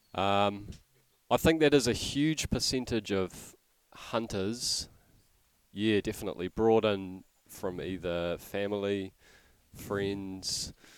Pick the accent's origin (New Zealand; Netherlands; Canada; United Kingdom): New Zealand; Hamilton, Waikato; Yes, I grew up in Hamilton.